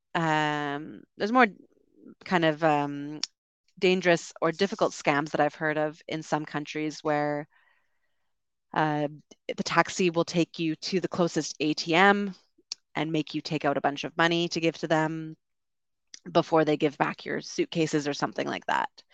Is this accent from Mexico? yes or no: no; Canada; I'm from Canada.